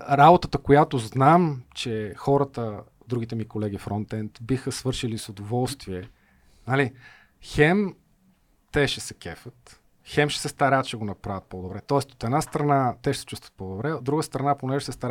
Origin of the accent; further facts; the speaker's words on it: Bulgaria; Най-малко аз съм българин, нали?